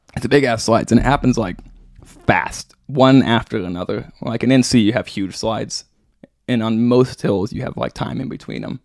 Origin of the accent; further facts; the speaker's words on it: Branson, Missouri, United States; I grew up in Branson, and well, I grew up outside of Branson and then moved there, um, when I was in high school